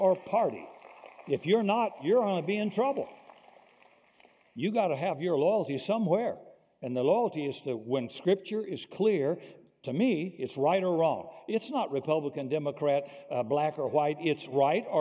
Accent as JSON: {"language": "English", "region": "Deep South", "country": "United States", "tie": "born or raised there", "said": "I grew up in the Deep South"}